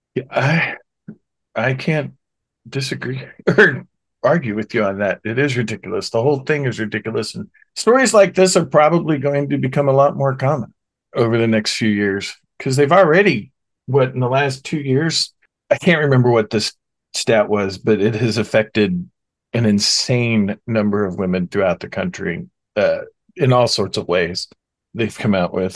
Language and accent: English; Oklahoma, United States; my home state of Oklahoma